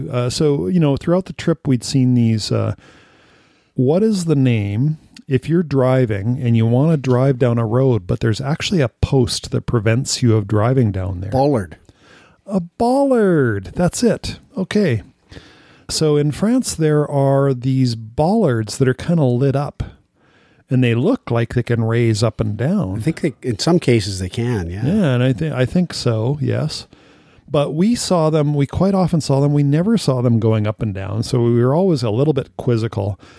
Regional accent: California, United States; I remember first encountering it at the neighbors growing up in California.

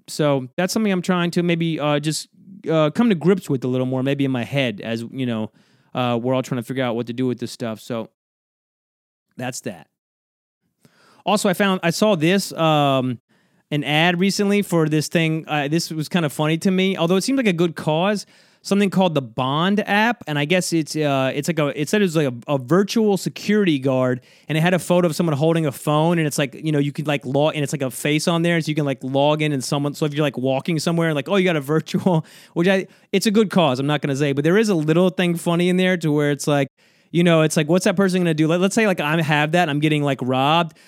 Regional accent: South Georgia, United States; now in New York, United States; I'm from, uh, South Georgia, so I was flying from South Georgia to New York, back to where I, where I live now, right? Where I've been for many years

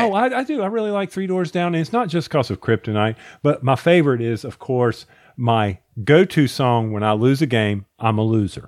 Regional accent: the South, United States; accent: Southern; my Southern accent

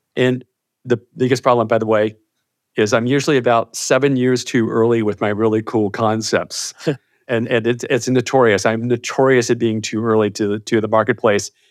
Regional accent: Chesapeake, Virginia, United States; also born or lived in Moorhead, Minnesota; I grew up in Virginia. So I'm in, I'm a native Virginian, in a little place called Chesapeake, Virginia

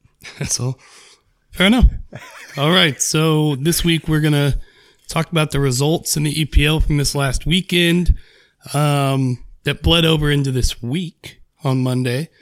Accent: United States; I'm American

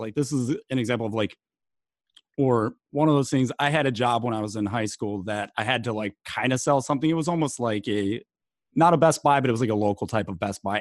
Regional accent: East Coast, United States; also born or lived in Delaware / St. Paul, Minnesota; growing up in East Coast Italian

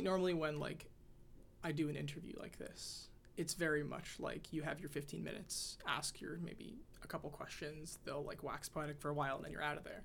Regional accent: Texas, United States; now in Washington, D.C., United States; growing up in Texas

